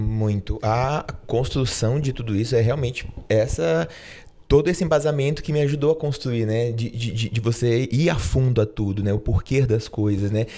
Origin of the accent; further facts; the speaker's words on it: Tocantins, Brazil; moved away as an adult; eu sou tocantinense. É, enfim, eu fiquei no, no, Tocantins até os meus 18 anos